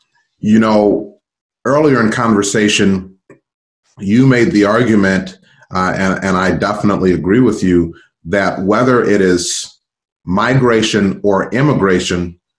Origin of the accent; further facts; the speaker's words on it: United States; we as Americans